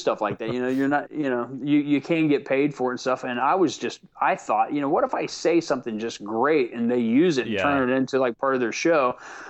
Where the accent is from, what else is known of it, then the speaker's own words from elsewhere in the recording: the South, United States; accent: Southern; So I went into my natural accent, which is much more Southern.